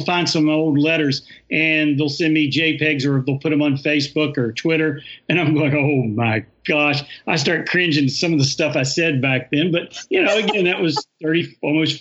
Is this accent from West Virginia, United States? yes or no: yes; Huntington, West Virginia, United States; now in Ceredo, United States; I'm from Huntington, West Virginia, born and raised.